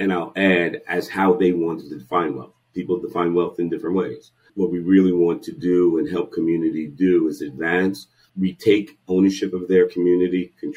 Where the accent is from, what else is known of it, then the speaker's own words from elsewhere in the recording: East Coast, New York, United States; moved away as an adult; also born or lived in New England / Bay Area, California; now in San Francisco Bay Area, United States; My background is I'm born and raised in the East Coast, York, did my education in New England, and then spent the majority of my career in the for-profit space